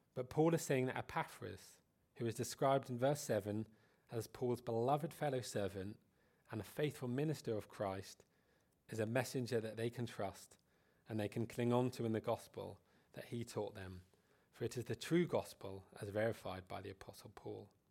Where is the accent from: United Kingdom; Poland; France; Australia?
United Kingdom; Being British